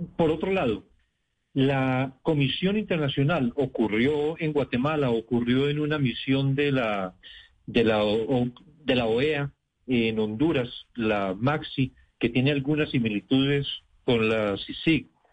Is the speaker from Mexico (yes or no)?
no; Colombia; mi país